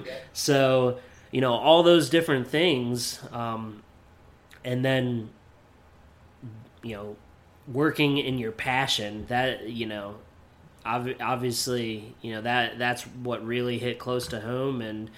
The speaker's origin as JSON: {"language": "English", "region": "Pennsylvania", "country": "United States", "tie": "born or raised there", "also_born_or_lived": "Beloit, Wisconsin", "moved": "as an adult", "said": "I kind of grew up in Beloit. You know, I grew up in Pennsylvania, but then age 23 to 27 is when I lived in Beloit."}